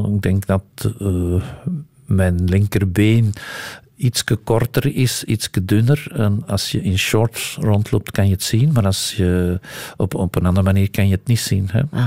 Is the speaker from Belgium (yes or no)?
yes; Antwerp, Flanders, Belgium; also born or lived in Hesbaye; ik ben een echte Antwerpenaar